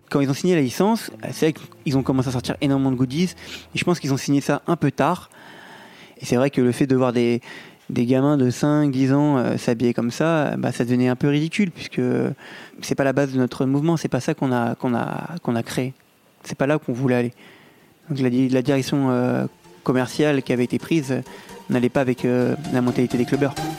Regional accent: France; je suis français

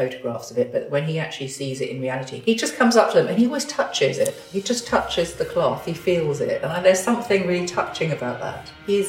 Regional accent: London, United Kingdom; I am absolutely a Londoner. I was born in London. I still live in London.

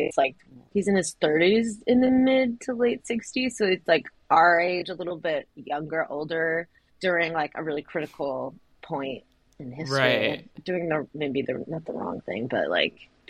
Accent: San Diego, California, United States; I'm actually from San Diego

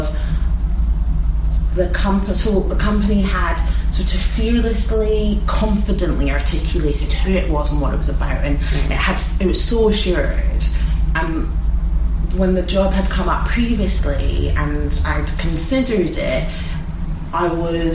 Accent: Edinburgh, Scotland, United Kingdom; I'm from Edinburgh.

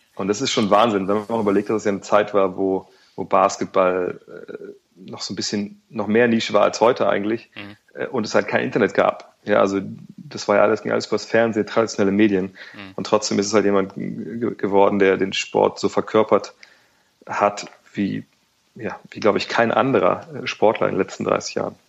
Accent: Wolfsburg, Lower Saxony, Germany; moved away; also born or lived in Cologne; Ich komme aus Wolfsburg

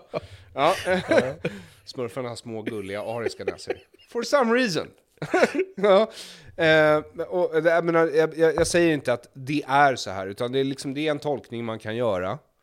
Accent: Stockholm, Stockholm County, Sweden; jag växte upp i Stockholm

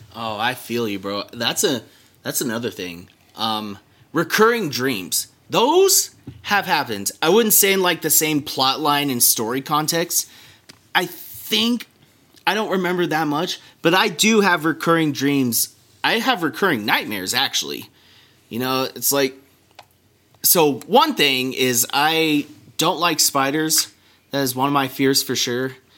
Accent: Santa Barbara, California, United States; moved away; California in my hometown, um, around Santa Barbara

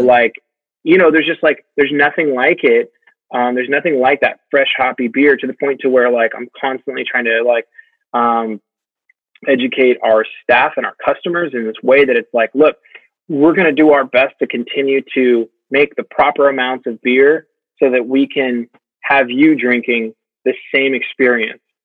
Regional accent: United States; as an American

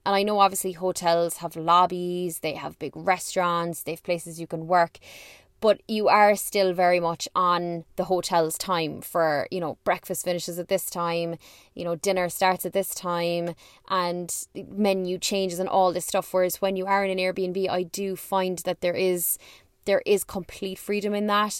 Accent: Ireland; I'm from Ireland

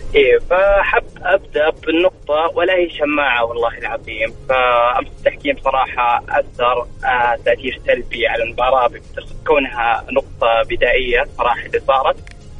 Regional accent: Saudi Arabia

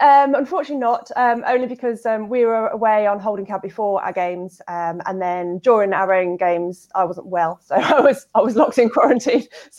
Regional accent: United Kingdom; and we're British, aren't we?

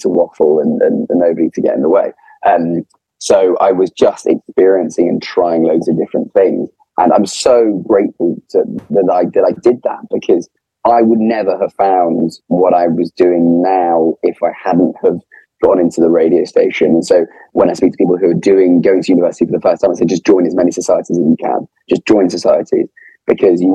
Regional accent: England, United Kingdom; accent: Posh

